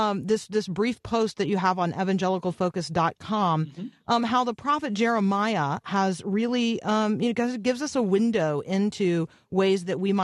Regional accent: United States; born there; I was born in the United States of America, and I have a sense of calling to continue to serve here

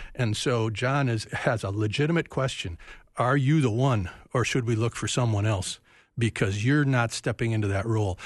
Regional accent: United States; we as American Christians

